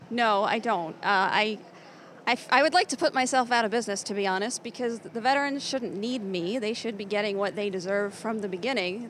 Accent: New Jersey, United States; as a child growing up in New Jersey

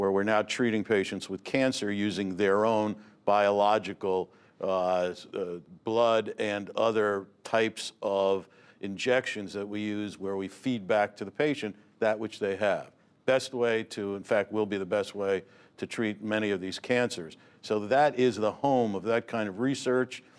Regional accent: Newark, New Jersey, United States; I grew up in Newark

